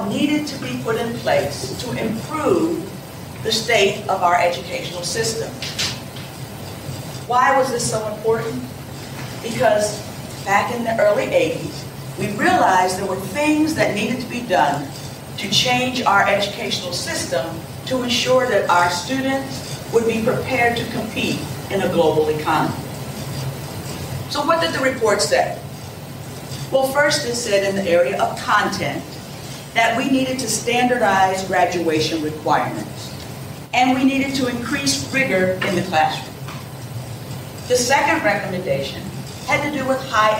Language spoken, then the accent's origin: English; Chester, Pennsylvania, United States; I was born in Chester, Pennsylvania, in a city, an urban city very much like parts of Tampa. I attended urban schools most of my life